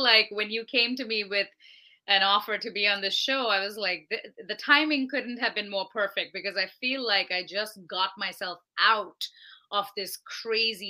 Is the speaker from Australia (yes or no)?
no; India; moved away as an adult; now in United States; I'm originally from India. I came to America in 2010 to attend Berklee College of Music